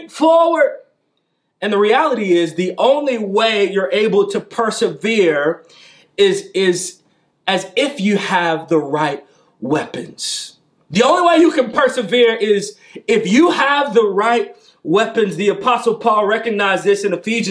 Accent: St. Louis, Missouri, United States; I'm from St. Louis. I was born and raised in St. Louis

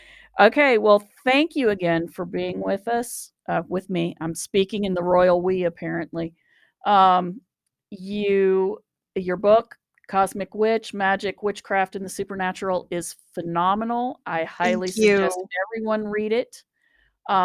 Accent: Appalachia, United States; And I grew up in Appalachia, so, you know

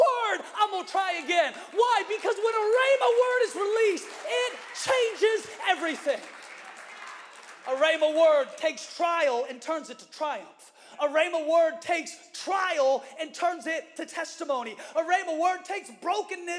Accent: Seattle, Washington, United States; moved away; I had the privilege of preaching in the church that I was raised in Seattle, Washington

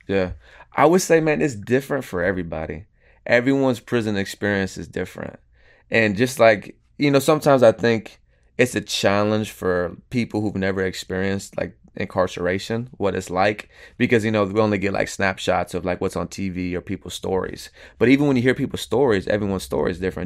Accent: Venice, Florida, United States; also born or lived in Houston, Texas; now in Tampa, United States; originally, I was born in Houston, Texas. I was raised in Venice, Florida

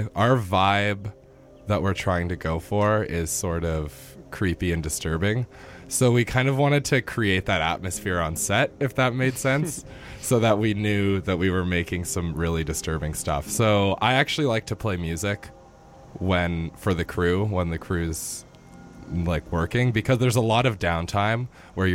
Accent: Kelowna, British Columbia, Canada; I grew up in Kelowna, British Columbia.

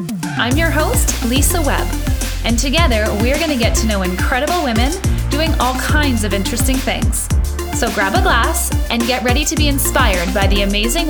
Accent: Thunder Bay, Ontario, Canada; right now where you are is very, very close to where I grew up in Thunder Bay, Ontario.

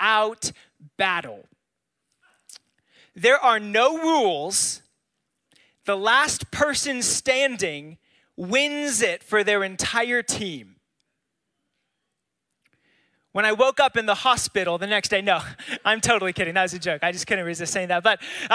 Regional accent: California, United States; moved away; I grew up in California.

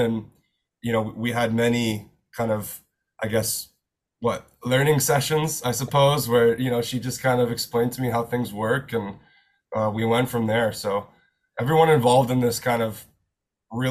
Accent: outside of Kingston, Ontario, Canada; moved away as an adult; now in Toronto, Canada; I was born and raised outside of Kingston, Ontario

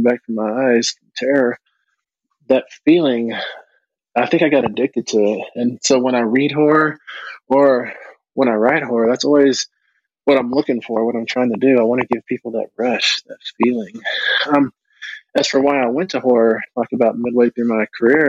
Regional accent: United States; being American Indian

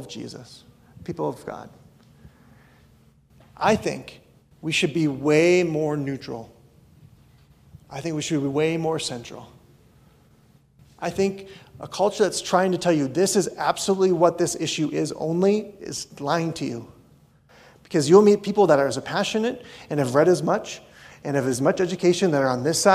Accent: North Dakota, United States; moved away; I grew up in North Dakota.

